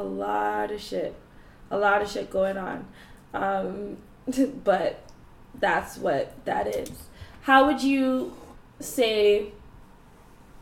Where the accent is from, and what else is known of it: Canada